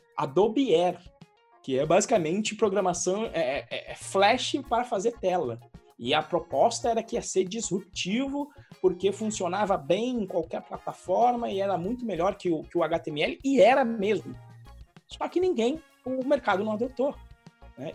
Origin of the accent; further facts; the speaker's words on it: Santos, São Paulo, Brazil; nasci em Santos e eu surfava